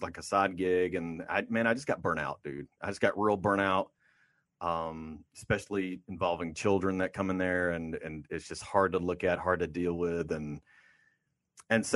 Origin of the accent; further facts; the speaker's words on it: Oakland, California, United States; I am from Oakland